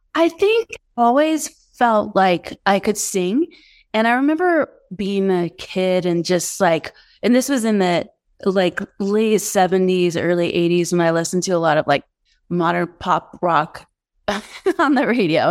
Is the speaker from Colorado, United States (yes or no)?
yes; Denver, Colorado, United States; moved away as an adult; also born or lived in Santa Fe, New Mexico / Los Angeles; I grew up in Denver.